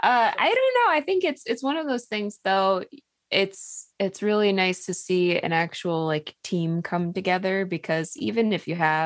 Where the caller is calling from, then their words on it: Riverview, Florida, United States; Tampa. Well, Riverview technically, but Florida, Tampa Bay area.